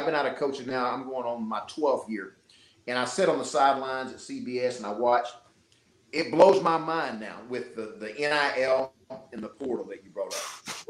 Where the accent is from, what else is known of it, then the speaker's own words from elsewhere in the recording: Little Rock, Arkansas, United States; I was born and raised in Little Rock, Arkansas.